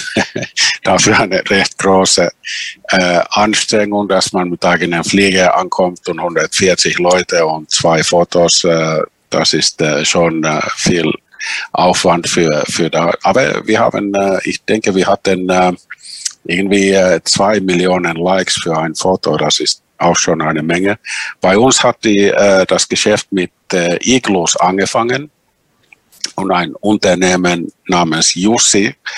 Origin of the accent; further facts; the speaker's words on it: Finland; die Sami in Finnland, unsere Urbevölkerung